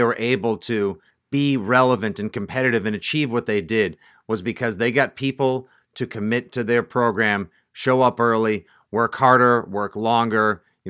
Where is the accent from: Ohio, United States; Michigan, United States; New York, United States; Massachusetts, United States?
Massachusetts, United States; Braintree; their store in Braintree, Mass., my hometown, at the old South Shore Plaza, where I remember working and shopping and going so often in my youth.